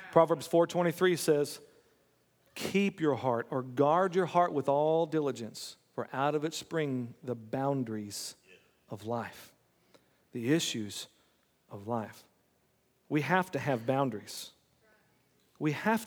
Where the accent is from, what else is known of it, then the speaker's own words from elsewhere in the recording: United States; I'm an American